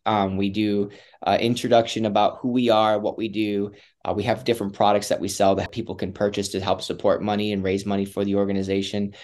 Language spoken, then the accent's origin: English; Wisconsin, United States; moved away; I come from Wisconsin. I grew up in kind of a broken home